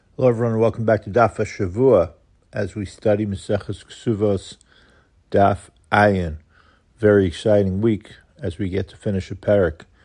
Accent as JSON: {"language": "English", "town": "New York City", "region": "New York", "country": "United States", "tie": "born or raised there", "said": "growing up in Kew Garden Hills"}